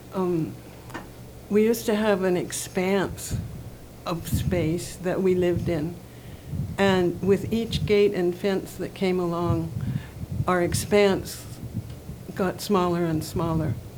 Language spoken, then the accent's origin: English; Oahu, Hawaii, United States; now in Kohala, United States; I grew up on Oahu and in a plantation setting, and when I moved here